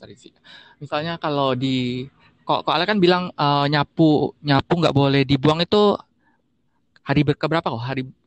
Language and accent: Indonesian; Bangka Belitung Islands, Indonesia